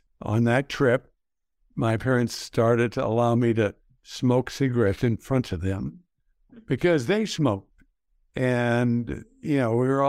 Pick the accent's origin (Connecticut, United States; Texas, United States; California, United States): Texas, United States; El Paso; I grew up in El Paso, Texas.